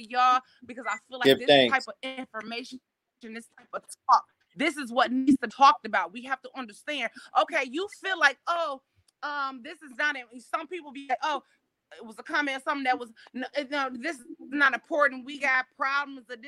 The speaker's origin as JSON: {"language": "English", "town": "Chicago", "region": "Illinois", "country": "United States", "said": "I'm from Chicago"}